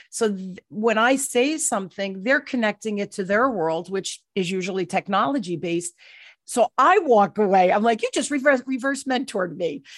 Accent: New Jersey, United States; I'm from the East Coast, right? I'm a Jersey girl

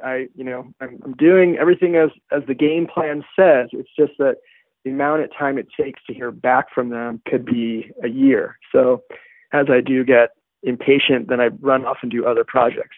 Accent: Santa Fe, New Mexico, United States; I was born in Santa Fe. It's it's pretty hard to not fit within the stereotype. But yes, my parents were hippies, and I was raised on healthy food

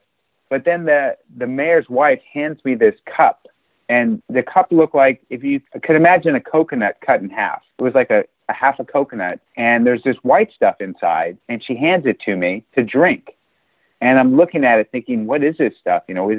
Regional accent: United States; I'm an American diplomat

